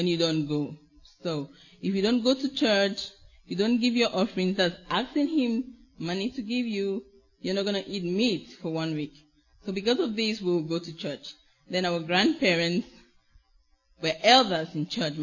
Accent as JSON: {"language": "English", "country": "Cameroon", "also_born_or_lived": "Greece", "moved": "as an adult", "said": "I come from Cameroon, from Africa."}